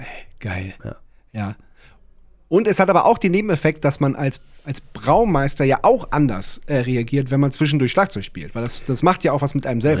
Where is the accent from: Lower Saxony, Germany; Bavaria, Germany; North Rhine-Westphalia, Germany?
Lower Saxony, Germany; Wendland; wir kommen aus dem Wendland